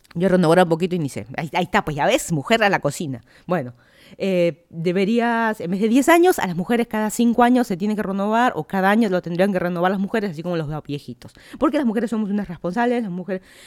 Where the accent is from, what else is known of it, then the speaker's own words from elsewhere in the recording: Lima, Peru; moved away as an adult; also born or lived in Miami, United States / Virginia, United States; now in Fairfax County, Virginia, United States; yo soy de Lima, Perú, me mudé a Estados Unidos hace dos años